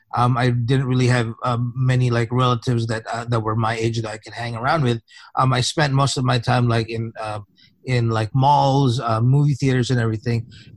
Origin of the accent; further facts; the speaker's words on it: Philippines; for those people who might not know, I came from the Philippines.